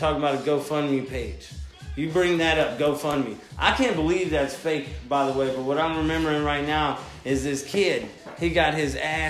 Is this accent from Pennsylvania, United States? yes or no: no; Mississippi, United States; now in San Diego, United States; I go to Mississippi, my hometown... They asked me where your accent went. I'm like, everybody in California knows I'm not from there.